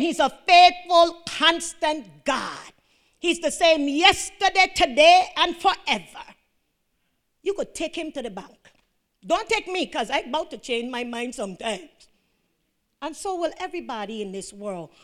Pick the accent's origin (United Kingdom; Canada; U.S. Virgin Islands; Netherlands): U.S. Virgin Islands; I'm from Saint John